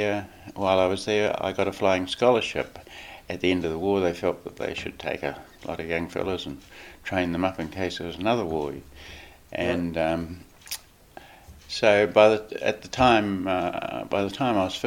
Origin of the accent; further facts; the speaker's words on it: Palmerston North, Manawatū-Whanganui, New Zealand; also born or lived in Pahiatua; we shifted from Pāhiatua while I was just a baby to Palmerston North, and I grew up in Palmerston North.